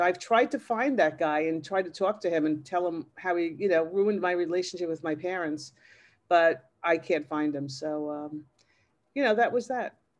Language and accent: English; Massapequa, New York, United States; I grew up in Massapequa, which is in Long Island